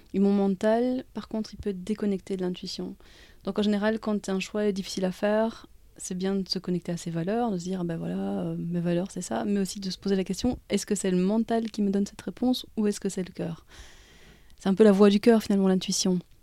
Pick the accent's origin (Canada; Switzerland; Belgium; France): Belgium; je suis née pas loin de Bruxelles. je suis belge, mais je suis d'origine belge de ma maman et tunisienne de mon papa